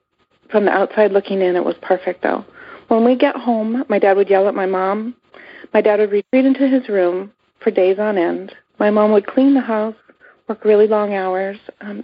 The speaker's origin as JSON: {"language": "English", "country": "Canada", "moved": "yes", "lives_now": "United States", "said": "Growing up, my family was a typical American family, except we're Canadian. So we moved from Canada to the United States"}